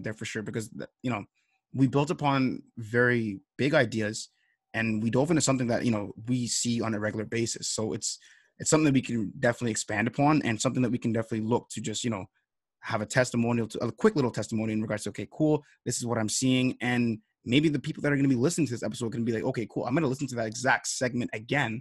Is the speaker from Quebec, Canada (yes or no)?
no; Toronto, Ontario, Canada; we are both from Toronto